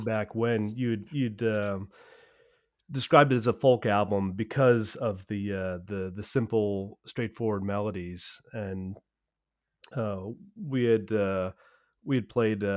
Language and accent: English; United States; as an American with my sensibilities